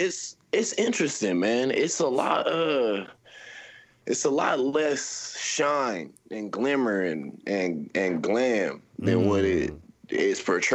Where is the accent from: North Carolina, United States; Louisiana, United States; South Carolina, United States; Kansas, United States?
Kansas, United States; Topeka; also born or lived in Georgia / Los Angeles / Florida; I'm originally from the Midwest, Topeka, Kansas. That's Top City, shout out.